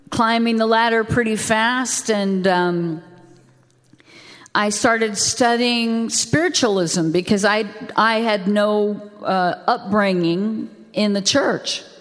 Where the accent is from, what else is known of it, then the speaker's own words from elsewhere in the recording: the South, United States; I didn't even know I was from the South.